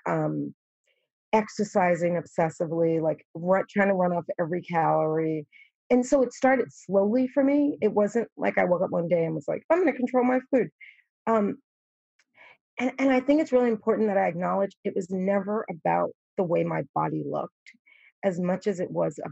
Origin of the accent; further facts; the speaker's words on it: New York, United States; I'm from New York